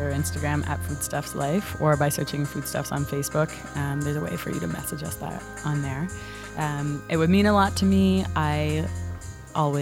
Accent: Halifax, Nova Scotia, Canada; moved away as an adult; now in Toronto, Canada; I'm from Halifax, and Halifax is kind of the opposite.

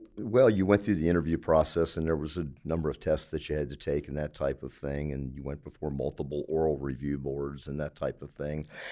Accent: Baltimore, Maryland, United States; moved away as an adult; now in Anderson, United States; I was born in Baltimore, Maryland

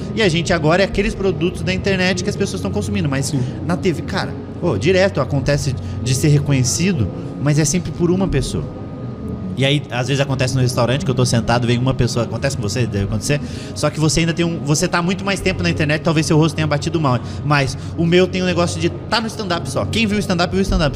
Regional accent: Curitiba, Paraná, Brazil; eu sou curitibano

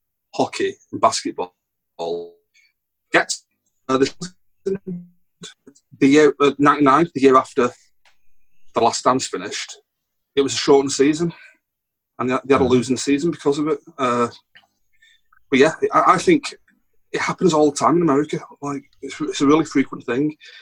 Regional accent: England, United Kingdom; I'm talking as an Englishman

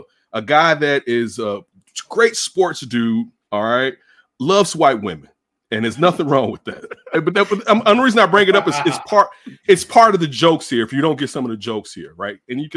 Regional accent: Chicago, Illinois, United States; if you don't know. I'm from the South Side of Chicago. An urban kid that went to Catholic school

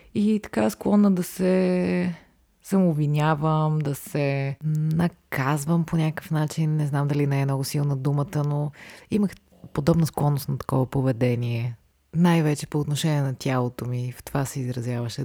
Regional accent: Varna, Varna Province, Bulgaria; moved away as an adult; now in Sofia, Bulgaria; аз съм родена в София, но прекарах до 12 клас във Варна

